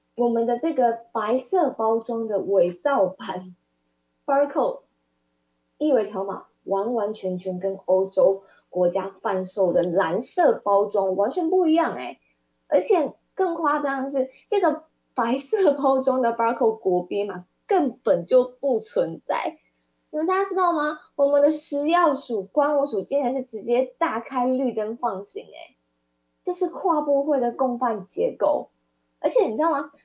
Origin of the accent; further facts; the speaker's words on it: Kaohsiung, Taiwan; 我是高雄人，我们高雄市民